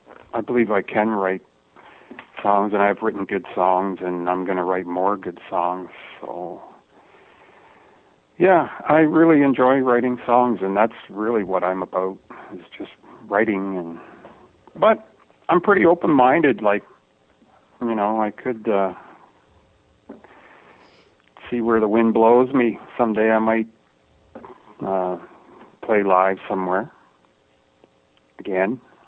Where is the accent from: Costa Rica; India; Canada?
Canada; Toronto, Ontario; Toronto, Ontario, Canada. Born and raised.